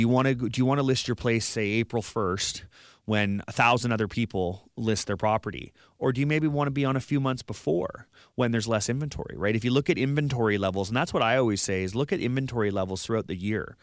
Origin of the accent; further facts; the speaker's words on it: Vernon, British Columbia, Canada; moved away as an adult; now in Victoria, Canada; I grew up in the Okanagan